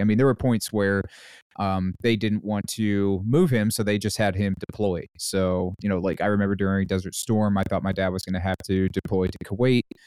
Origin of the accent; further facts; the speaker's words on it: North Carolina, United States; I grew up in North Carolina